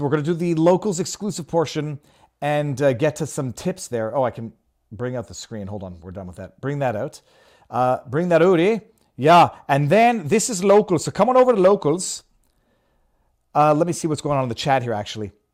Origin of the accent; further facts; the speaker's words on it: Canada; now in Florida, United States; I'm Canadian